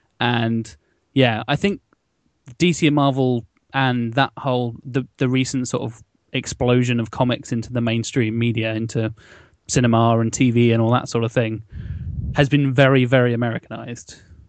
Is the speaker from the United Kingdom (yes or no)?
yes; England, United Kingdom; accent: BBC English; As you can tell, I'm from England